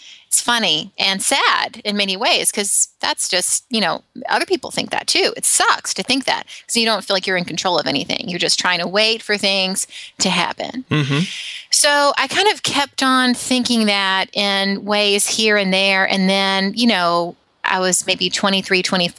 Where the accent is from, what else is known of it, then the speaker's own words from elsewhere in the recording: Alabama, United States; now in San Francisco, United States; when I was growing up in Alabama, I'm in San Francisco now, I grew up in Alabama